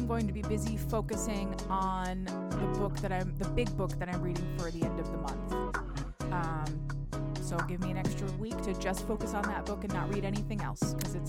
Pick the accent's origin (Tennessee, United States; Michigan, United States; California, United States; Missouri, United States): Michigan, United States; We're from Michigan, but the accent is still there. It's not, it's not as strong as Minnesota, but it comes out sometimes.